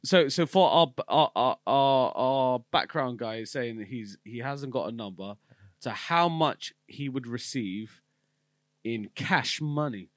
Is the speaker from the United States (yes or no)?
no; United Kingdom